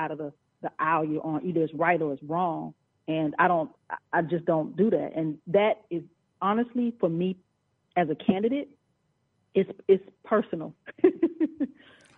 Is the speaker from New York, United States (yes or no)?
no; South Georgia, United States; I'm from South Georgia. I'm a straight up country girl.